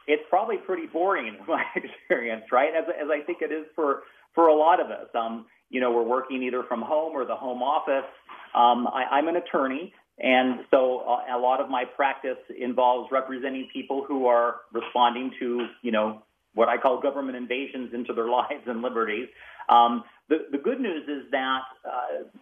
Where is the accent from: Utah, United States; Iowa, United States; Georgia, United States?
Utah, United States; Salt Lake City; also born or lived in Bountiful, Utah; now in St. George, United States; I was born in this district at what used to be called Holy Cross Hospital. I think it's now called Salt Lake Intermountain Regional Medical Center, and grew up in the Salt Lake area